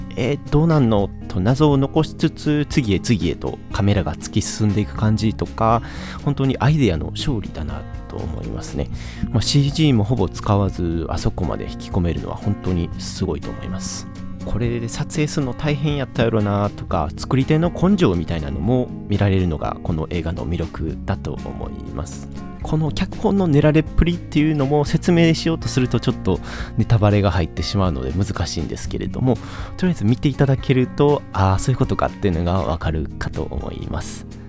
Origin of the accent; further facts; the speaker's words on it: Kansai, Japan; accent: Kansai dialect